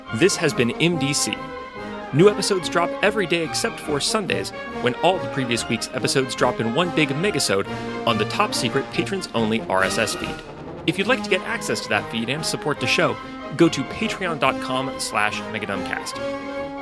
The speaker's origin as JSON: {"language": "English", "town": "Portland", "country": "United States", "said": "I'm from Portland"}